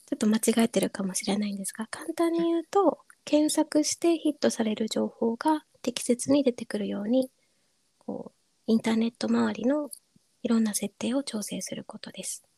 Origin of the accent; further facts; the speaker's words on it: Kyushu, Japan; moved away; 自分の地元は九州なんですけれども